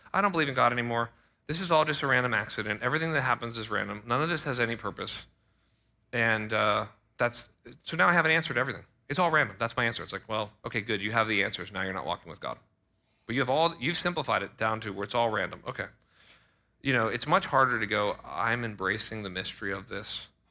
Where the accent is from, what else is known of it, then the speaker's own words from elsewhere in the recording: United States; I was born in America